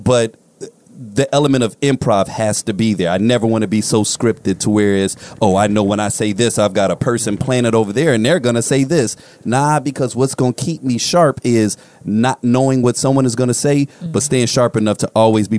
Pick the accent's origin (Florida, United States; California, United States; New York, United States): California, United States; Inglewood; Like, when you're growing up in Inglewood